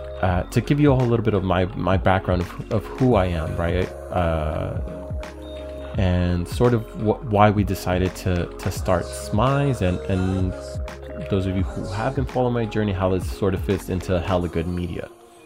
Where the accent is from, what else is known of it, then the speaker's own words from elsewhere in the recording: San Jose, California, United States; having served my hometown of San Jose for the past 12 years